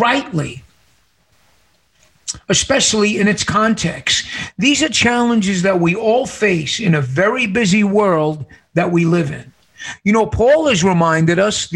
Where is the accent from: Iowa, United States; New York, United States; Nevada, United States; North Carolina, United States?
New York, United States; New York City; now in Casa Grande, United States; I was born and raised in New York City